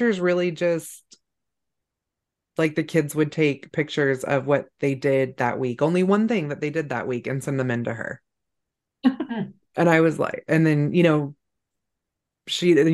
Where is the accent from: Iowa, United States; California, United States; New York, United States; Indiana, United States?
California, United States; I grew up in California